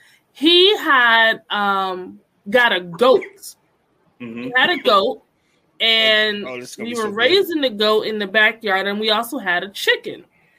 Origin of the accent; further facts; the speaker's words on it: Connecticut, United States; also born or lived in North Carolina; I am from Connecticut. But I grew up in North Carolina as well for four years.